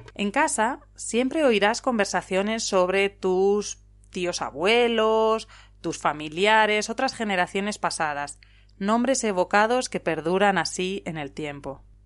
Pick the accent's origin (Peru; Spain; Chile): Spain; also born or lived in León province (family village); now in Italy; una profesora española en Italia